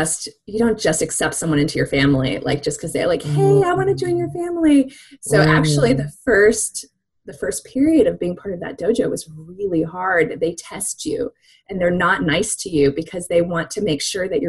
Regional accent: Japan; born there; I think partially was because I was born in Japan.

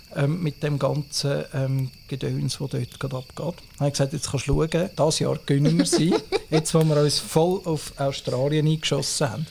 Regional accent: Switzerland; Bei uns in der Schweiz

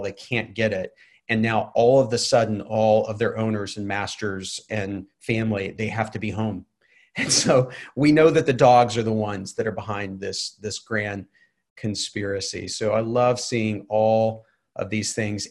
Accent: Waco, Texas, United States; now in Atlanta, United States; I grew up in Waco, Texas

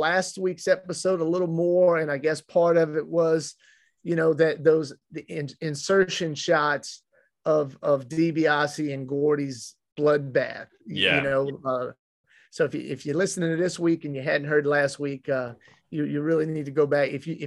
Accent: Mid-South, United States; growing up in Mid-South territory

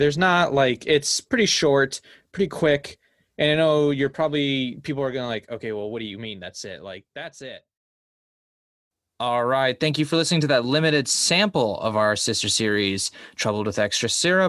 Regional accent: Denver, Colorado, United States; We're from Colorado, but I mostly spent my time in Denver.

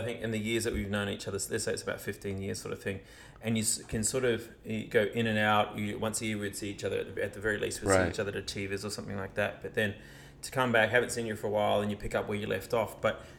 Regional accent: New Zealand; but I shared with him, no, I'm actually from New Zealand.

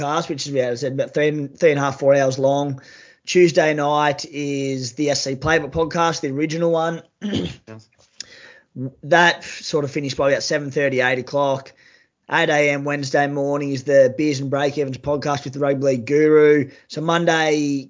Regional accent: Cooma, New South Wales, Australia; accent: bogan; moved away; also born or lived in Sydney / Wollongong; I'm from Cooma, New South Wales, a small country town. Obviously sound like a bit of a bogan when I speak.

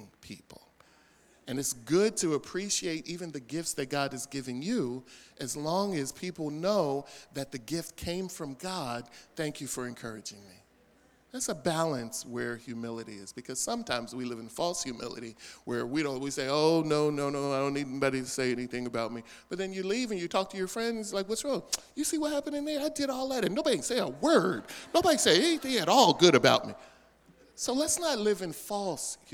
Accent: Philadelphia, Pennsylvania, United States; I was born in 1963 in Philadelphia at Children's Hospital

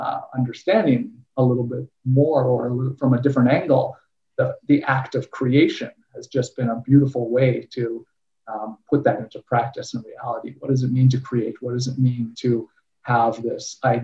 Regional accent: Winnipeg, Manitoba, Canada; I grew up in Winnipeg, Manitoba, Canada.

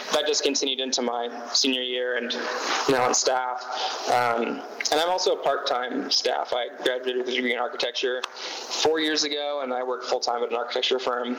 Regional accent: Sacramento, California, United States; I'm from Sacramento, California. I did not grow up in a Christian home.

